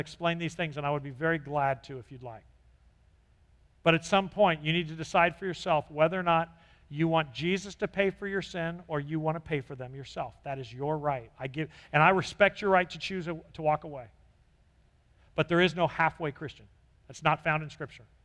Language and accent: English; California, United States; I grew up in California